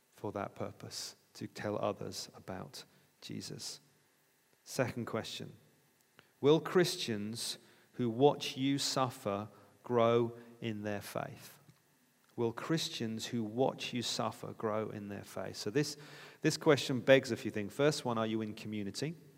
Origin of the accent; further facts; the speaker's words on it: United Kingdom; We're British